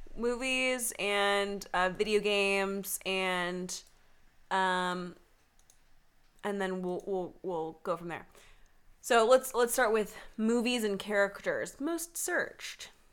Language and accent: English; the South, United States; I'm originally from the South